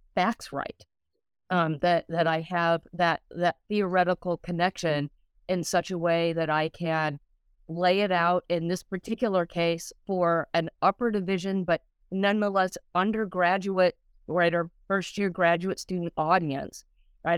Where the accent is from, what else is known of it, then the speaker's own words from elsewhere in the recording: Colorado, United States; I grew up in Colorado